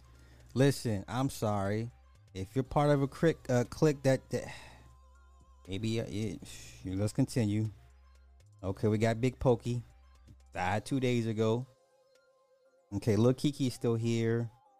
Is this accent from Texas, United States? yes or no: yes; Texas, United States; Damn, I'm from Texas. I never heard of him either.